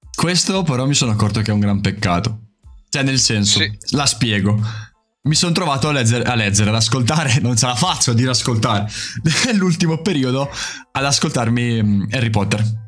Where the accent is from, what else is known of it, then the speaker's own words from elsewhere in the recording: Emilia-Romagna, Italy; accent: romagnolo; Sono dell'Emilia Romagna